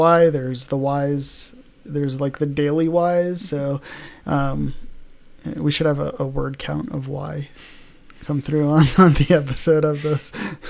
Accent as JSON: {"language": "English", "town": "New York City", "region": "New York", "country": "United States", "tie": "born or raised there", "said": "because like I grew up in New York."}